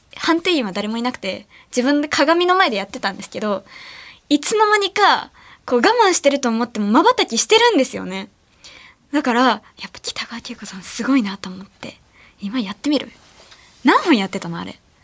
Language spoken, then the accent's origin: Japanese; Ehime, Japan; now in Tokyo, Japan; 地元の愛媛にいた時